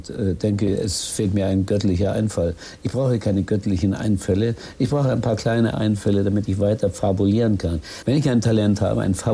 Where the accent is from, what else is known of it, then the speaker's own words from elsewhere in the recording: Tillendorf, Lower Silesian Voivodeship, Poland; Ich habe die die Kühe gehütet. Ich musste die Kühe hüten. Ja, wir hatten zehn Kühe in Tillendorf, Nummer 190, Telefonnummer 1167.